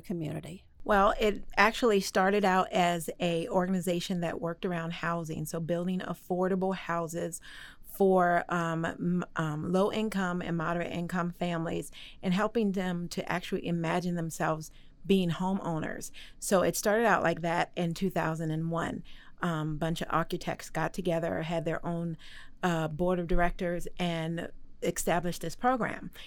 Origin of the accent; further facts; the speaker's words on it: Maryland, United States; moved away as an adult; now in Waco, United States; I'm really originally from Maryland